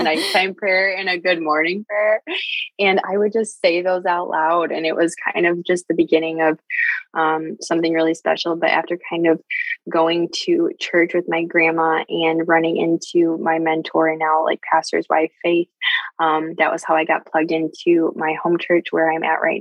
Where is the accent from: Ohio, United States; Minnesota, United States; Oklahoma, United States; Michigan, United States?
Michigan, United States; I'm from Michigan